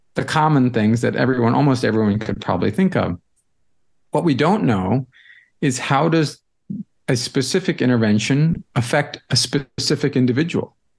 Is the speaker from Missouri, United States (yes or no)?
yes; St. Louis, Missouri, United States; moved away as an adult; also born or lived in Boston; I grew up in Saint Louis, so I'm a Midwestern kid